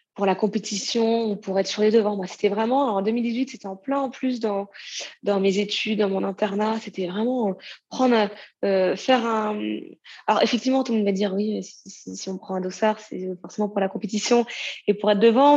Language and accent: French; Normandy, France; je viens de Normandie